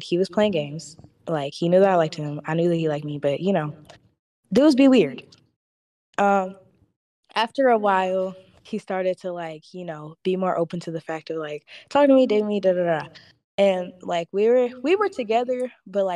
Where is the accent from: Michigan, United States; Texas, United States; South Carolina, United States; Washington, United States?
Michigan, United States; Detroit; I'm from Detroit